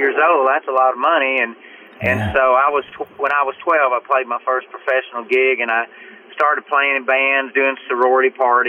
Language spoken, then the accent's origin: English; Nacogdoches, Texas, United States; moved away; also born or lived in Nashville; I grew up in East Texas in a little town called Nacogdoches, Texas. I was raised on a dairy farm by my aunt and uncle.